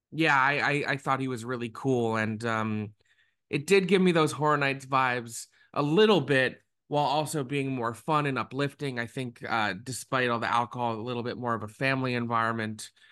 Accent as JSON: {"language": "English", "region": "South Florida", "country": "United States", "tie": "born or raised there", "said": "I grew up in South Florida."}